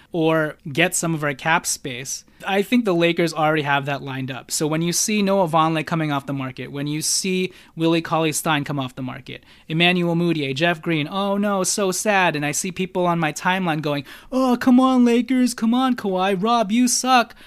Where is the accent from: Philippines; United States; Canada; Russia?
Philippines; I'm Filipino